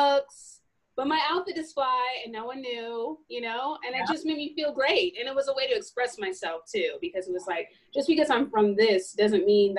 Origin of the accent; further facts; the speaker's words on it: California, United States; I'm from Northern California, like a little bit an hour above.